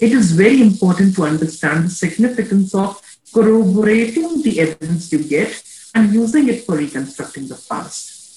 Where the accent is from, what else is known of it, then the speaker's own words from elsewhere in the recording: India; I'm just an Indian. I am an Indian